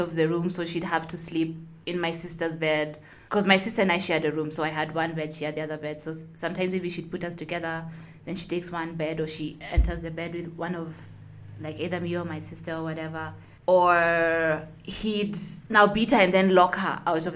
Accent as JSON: {"language": "English", "region": "Nairobi", "country": "Kenya", "said": "I'm from Nairobi, Kenya"}